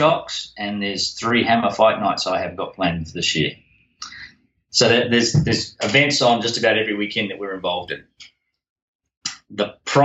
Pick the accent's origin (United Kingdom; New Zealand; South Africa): New Zealand; now in Australia; Being a Kiwi